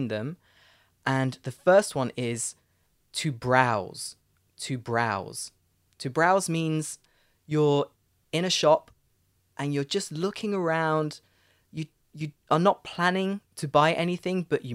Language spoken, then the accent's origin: English; United Kingdom; accent: British; my British accent